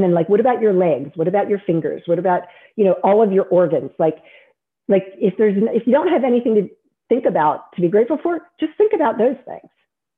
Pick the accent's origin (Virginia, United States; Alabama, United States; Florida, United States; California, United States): Virginia, United States; born there; also born or lived in Maryland / District of Columbia, United States; I love Virginia. I was born in Virginia, I moved from D.C.